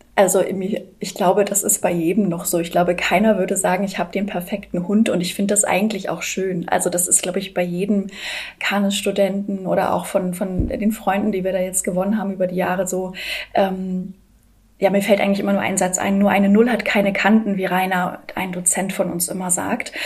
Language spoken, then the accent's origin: German; Hamburg, Germany; Ich bin fünfunddreißig. Ich komme aus Hamburg